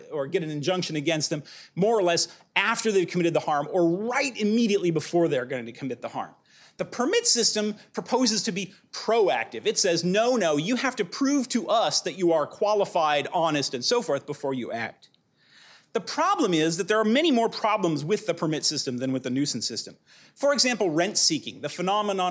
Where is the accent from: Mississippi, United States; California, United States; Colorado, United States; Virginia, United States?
California, United States; Pasadena; I'm from Pasadena